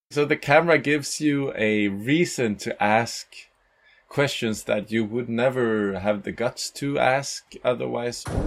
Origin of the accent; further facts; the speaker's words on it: Gothenburg, Västra Götaland, Sweden; moved away as an adult; also born or lived in Caribbean; now in Malmö, Sweden; I'm from Gothenburg